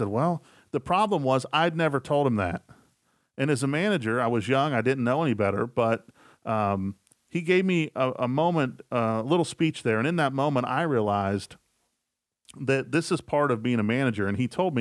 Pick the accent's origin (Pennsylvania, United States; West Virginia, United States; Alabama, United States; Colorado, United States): West Virginia, United States; I'm from West Virginia, and I'm a huge West Virginia Mountaineers fan